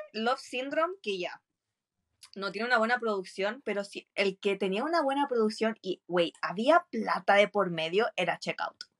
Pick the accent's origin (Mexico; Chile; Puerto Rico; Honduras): Chile; soy chilena